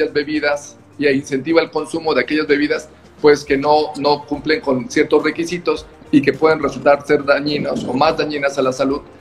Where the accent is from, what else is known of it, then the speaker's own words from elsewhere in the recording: Mexico; Que nosotros como mexicanos también tengamos esas clases, ¿no?